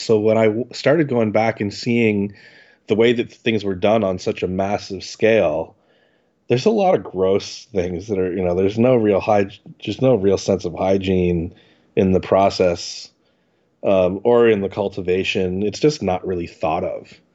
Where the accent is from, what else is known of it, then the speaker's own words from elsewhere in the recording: Ottawa, Ontario, Canada; I grew up in Ottawa, um, which is very close to Montreal